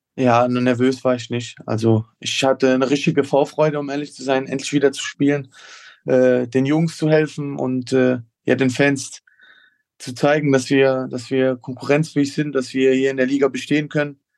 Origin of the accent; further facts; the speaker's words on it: Koblenz, Rhineland-Palatinate, Germany; zumal ich auch äh, hier geboren wurde und hier aufgewachsen bin in Koblenz